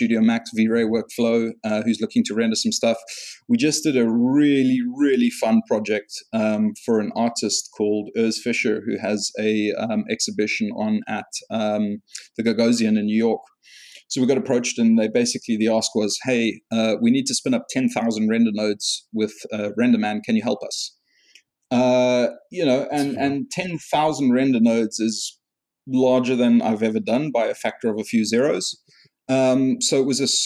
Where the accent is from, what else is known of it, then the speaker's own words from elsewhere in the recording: South Africa; moved away; I'm originally South African and I started work at a post place over there